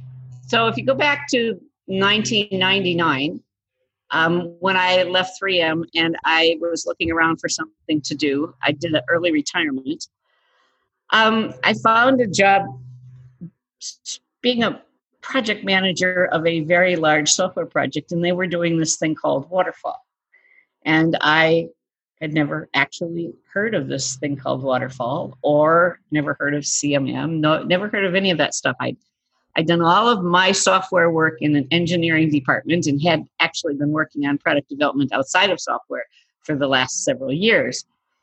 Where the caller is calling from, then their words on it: Eden Prairie, Minnesota, United States; So we're calling from Eden Prairie, Minnesota, which is a suburb of Minneapolis.